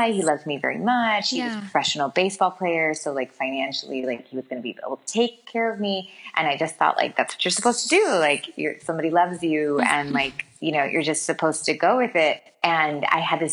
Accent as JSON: {"language": "English", "town": "Miami", "region": "Florida", "country": "United States", "tie": "born or raised there", "said": "I grew up in Miami. My parents are Cuban, so I had like a very traditional kind of Cuban upbringing."}